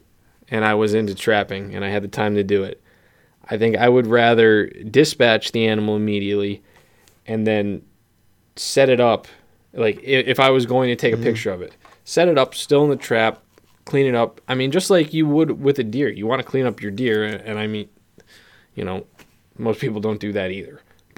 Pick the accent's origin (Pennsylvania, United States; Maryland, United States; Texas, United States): Pennsylvania, United States; But we're from Pennsylvania.